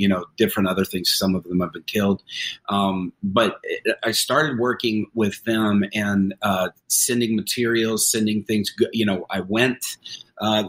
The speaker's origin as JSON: {"language": "English", "country": "United States", "said": "me being there as an American"}